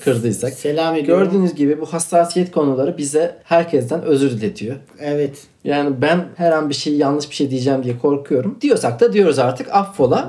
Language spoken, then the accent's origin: Turkish; Akçadağ, Malatya, Turkey; Malatyalıyım ben, Akçadağlıyım